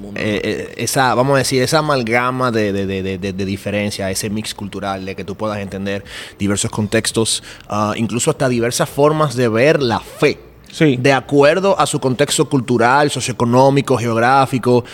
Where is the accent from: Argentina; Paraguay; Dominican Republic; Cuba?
Dominican Republic; soy de República Dominicana